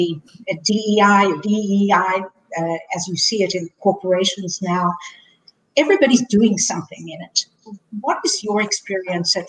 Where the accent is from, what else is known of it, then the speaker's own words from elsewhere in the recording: South Africa; moved away; growing up in South Africa, as I did